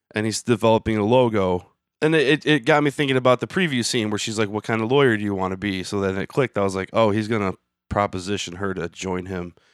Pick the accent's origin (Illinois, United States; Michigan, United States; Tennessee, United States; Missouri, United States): Michigan, United States; I'm from Michigan.